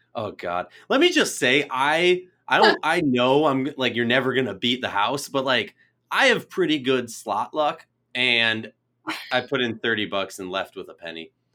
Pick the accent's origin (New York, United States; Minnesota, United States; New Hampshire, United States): Minnesota, United States; I being born and raised in Minnesota